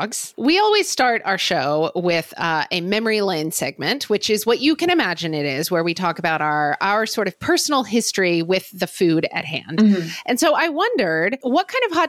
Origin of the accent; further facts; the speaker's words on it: Oklahoma, United States; I grew up in Oklahoma